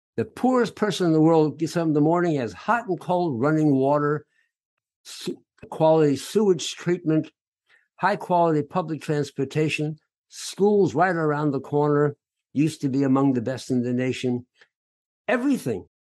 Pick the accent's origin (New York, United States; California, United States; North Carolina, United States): California, United States; San Francisco; I'm from San Francisco